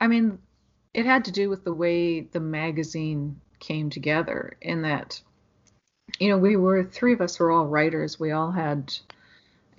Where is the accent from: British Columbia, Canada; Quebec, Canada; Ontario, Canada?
British Columbia, Canada; Ashcroft; moved away; I was from Ashcroft, which is a little